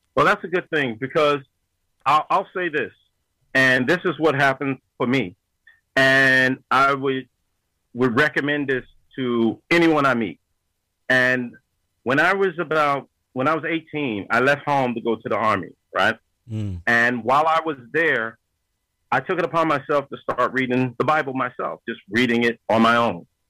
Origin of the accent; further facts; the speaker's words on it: Yonkers, New York, United States; I was born and raised in Yonkers, New York